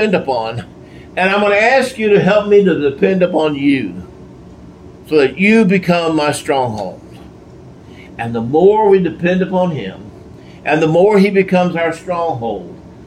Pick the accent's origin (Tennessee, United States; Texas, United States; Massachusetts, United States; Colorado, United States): Texas, United States; I'm a Texan, born a Texan